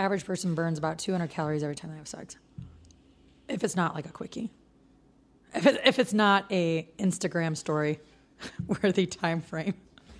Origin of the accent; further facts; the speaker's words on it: Midwest, United States; now in West Coast, United States; I'm from the Midwest, and it's a very conservative outlook back there.